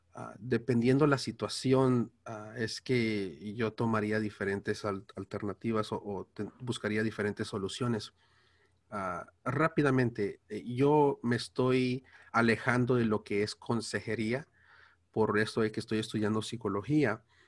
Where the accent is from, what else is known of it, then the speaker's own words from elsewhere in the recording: Los Angeles, California, United States; Spanish is a second language; soy de aquí de Estados Unidos, ah, hablo inglés y el español me cuesta